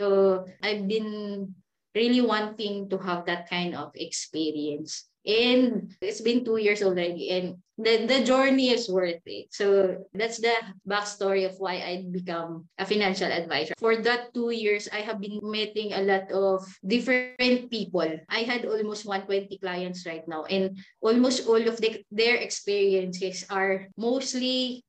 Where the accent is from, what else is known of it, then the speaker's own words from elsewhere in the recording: Davao City, Davao Region, Philippines; moved away as an adult; now in Manila, Philippines; I'm from Davao. And then I leave Davao. I started here in Manila from negative